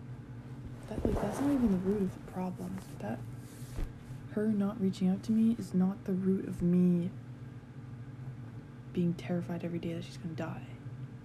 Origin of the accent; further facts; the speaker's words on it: Calgary, Alberta, Canada; I was born in Foothills. Yeah, I lived in Forest Lawn. Yeah, I was in foster care in Forest Lawn